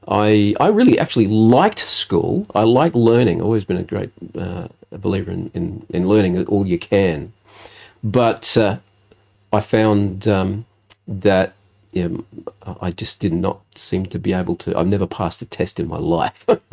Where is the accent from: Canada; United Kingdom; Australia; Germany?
Australia; Adelaide, South Australia; also born or lived in Elizabeth, South Australia / Fairview Park, South Australia; we actually moved when I was about 10 years old. We moved from Elizabeth to Fairview Park, with Tea Tree Gully area